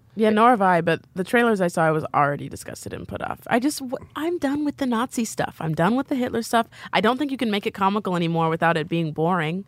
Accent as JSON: {"language": "English", "region": "Midwest", "country": "United States", "moved": "as an adult", "said": "from where I'm from"}